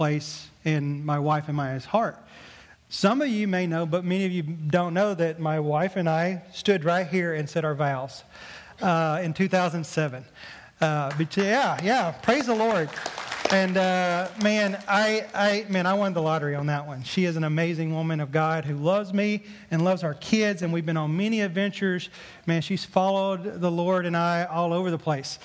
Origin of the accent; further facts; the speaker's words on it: Mississippi, United States; accent: southern drawl; moved away; I grew up in Mississippi. Obviously, you probably heard from my southern drawl a little bit